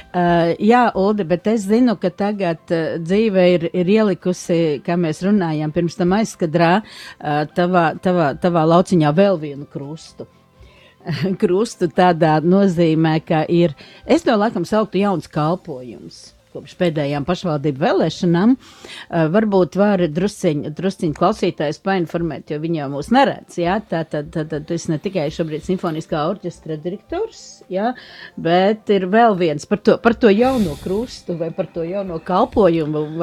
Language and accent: Latvian; Liepāja, Kurzeme, Latvia; kā īstenis kurzemnieks un īstenis liepainieks